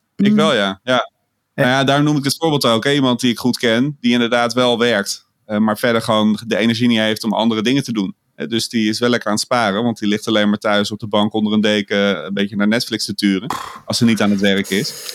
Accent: Amsterdam, North Holland, Netherlands; als geboren en getogen Amsterdammer kon ik er wel mee leven

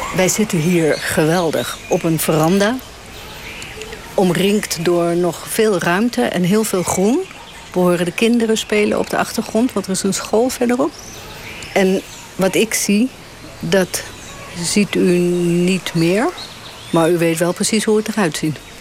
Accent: south of Paramaribo, Sipaliwini, Suriname; ik weet helemaal waar ik vandaan kom. Ja, ik kom zeg maar uit het eh, zuiden van Paramaribo. Dat is district Sipaliwini

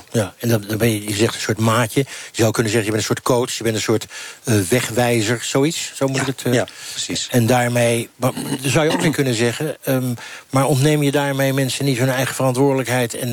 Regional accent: Syria; Dutch is a second language; now in Netherlands; En ik kom dan uit Syrië in 2013. Dan, dan, en, ik, moet inburgen, dan weet ik nog niet wie, waar, waar de goede en waar de slechte zitten.

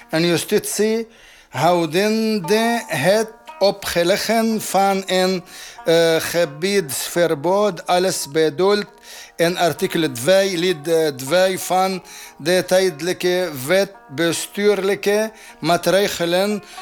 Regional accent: Tripoli, North Governorate, Lebanon; Dutch is a second language; also born or lived in Saudi Arabia / United Arab Emirates; now in Netherlands; Ik uh, geboren in Tripoli, Libanon ook eh, in eh, Saudi-Arabië, in Medina, in eh, universiteit gelezen.

